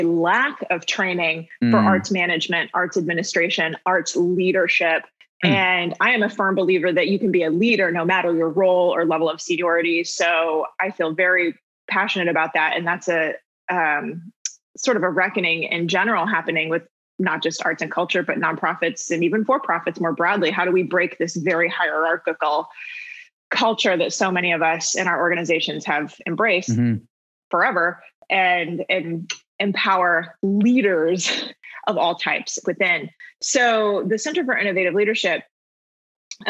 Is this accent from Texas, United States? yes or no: yes; Houston, Texas, United States; I grew up in Houston. I played in the Houston Youth Symphony